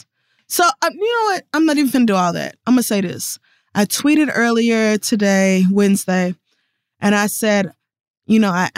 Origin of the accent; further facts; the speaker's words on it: North Carolina, United States; I'm from North Carolina. I want to watch the Tar Heels.